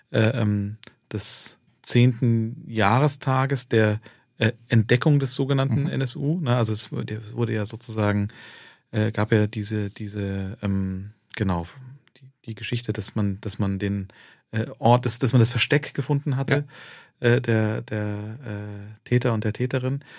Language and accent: German; Turkey; ob ich sozusagen als, als äh, äh ähm, Türke mit Migrationsgeschichte äh, äh, mich, also äh, mir vorstellen könnte